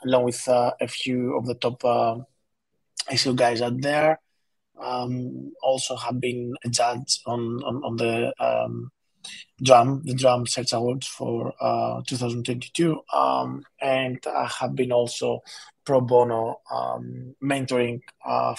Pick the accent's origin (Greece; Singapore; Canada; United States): Greece; now in London, United Kingdom; I'm from Greece originally. I live in London